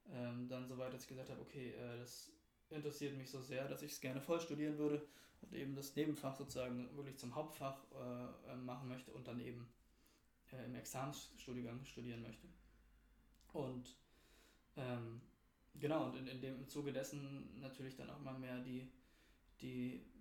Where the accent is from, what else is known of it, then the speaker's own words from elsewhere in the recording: Berlin, Germany; ich bin selbst aus Berlin, aus Berlin-Mitte, äh, aus dem Zentrum der Stadt sozusagen.